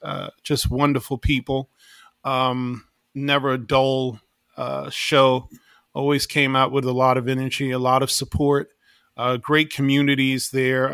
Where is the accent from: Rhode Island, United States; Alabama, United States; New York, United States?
New York, United States; New York City; I grew up in New York City